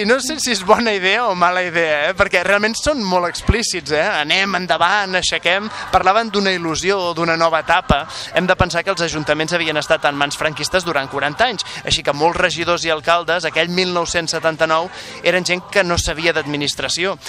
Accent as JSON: {"language": "Catalan", "town": "Canet de Mar", "region": "Catalonia", "country": "Spain", "tie": "born or raised there", "moved": "as an adult", "lives_now": "Barcelona, Spain", "said": "Jo sóc de Canet de tota la vida, però fa uns quants anys que estic empadronat a Barcelona"}